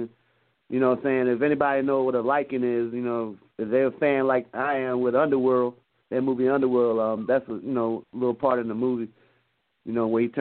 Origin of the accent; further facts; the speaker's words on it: Virginia, United States; now in Atlanta, United States; I'm originally from Virginia